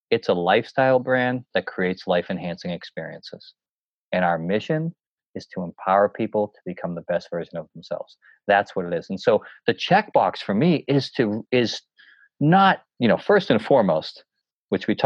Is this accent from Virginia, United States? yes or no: no; New Hampshire, United States; And I always did it as a young kid when I would hike these mountains, growing up in the White Mountains, doing all these, you know, the presidential peaks